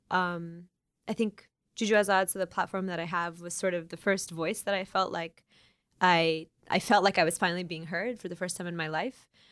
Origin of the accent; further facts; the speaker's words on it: Oklahoma, United States; now in Chicago, United States; I am, um, Iranian-American, born and raised in Oklahoma